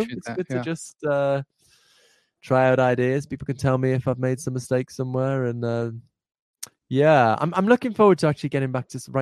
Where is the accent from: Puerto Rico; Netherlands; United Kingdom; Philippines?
United Kingdom; Liverpool, North West England; moved away; I'm from Liverpool originally.